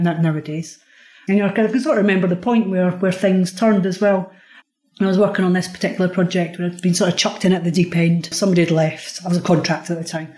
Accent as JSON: {"language": "English", "region": "Scotland", "country": "United Kingdom", "said": "I'm Scottish as well"}